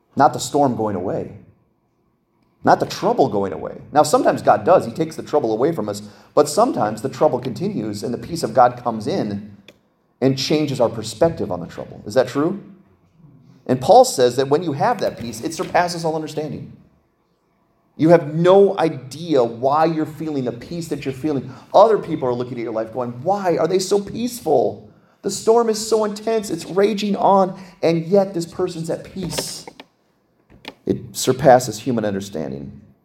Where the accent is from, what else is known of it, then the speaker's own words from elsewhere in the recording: Pennsylvania, United States; I'm from Pennsylvania